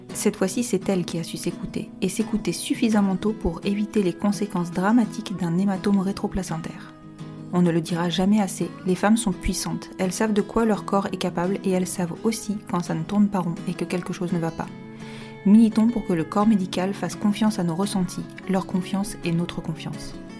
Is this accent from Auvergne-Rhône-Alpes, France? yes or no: no; Bordeaux, Nouvelle-Aquitaine, France; Je suis de Bordeaux